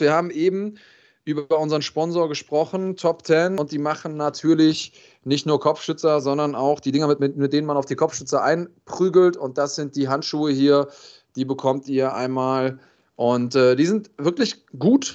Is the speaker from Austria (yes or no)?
no; Germany; bei uns in Deutschland